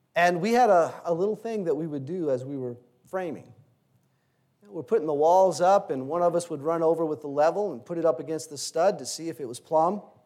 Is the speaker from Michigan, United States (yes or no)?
no; Louisiana, United States; Growing up in Louisiana, in high school